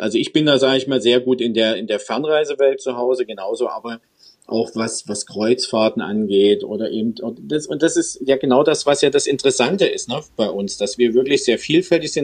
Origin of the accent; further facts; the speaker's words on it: Görlitz, Saxony, Germany; moved away as an adult; also born or lived in Dresden; now in Stuttgart, Germany; geboren eigentlich in Dresden, lange in Görlitz äh, hängen geblieben